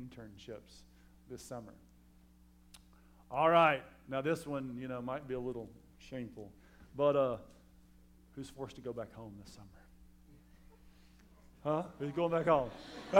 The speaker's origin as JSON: {"language": "English", "region": "Alabama", "country": "United States", "said": "I'm from Alabama."}